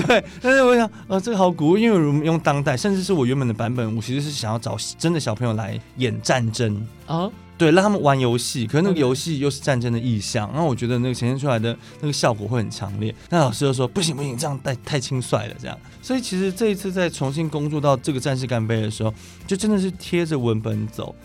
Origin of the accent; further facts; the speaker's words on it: Taiwan; 受学校教育，然后加上我们的宗教的环境，然后我们在就是台湾这个地方长大